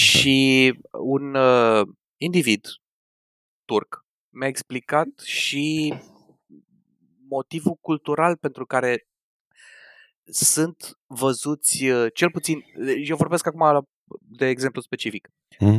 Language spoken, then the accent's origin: Romanian; Romania; moved away; noi, ca români